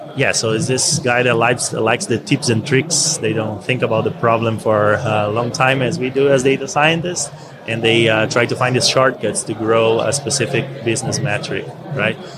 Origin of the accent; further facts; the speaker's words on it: Brazil; moved away as an adult; also born or lived in Scotland; Originally, I'm from Brazil